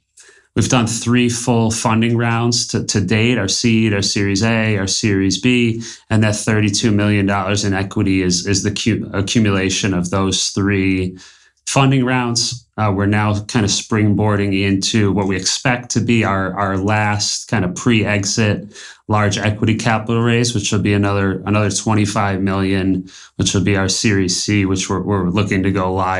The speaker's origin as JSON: {"language": "English", "town": "Buffalo", "region": "New York", "country": "United States", "tie": "born or raised there", "moved": "yes", "lives_now": "Colombia", "said": "Born and raised in Buffalo, New York."}